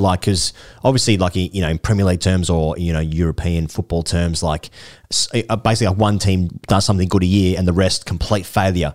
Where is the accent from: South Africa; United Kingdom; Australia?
Australia; as an Australian